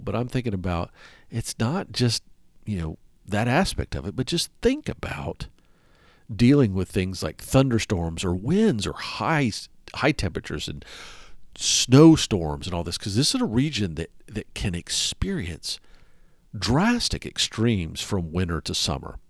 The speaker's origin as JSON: {"language": "English", "region": "the South", "country": "United States", "tie": "born or raised there", "moved": "yes", "said": "I grew up in the South, and I'm used to it"}